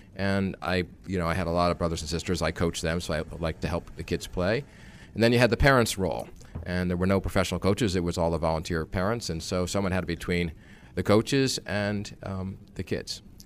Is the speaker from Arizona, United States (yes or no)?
no; New York area, United States; I grew up in the New York area, so I th-, consider myself a New Yorker.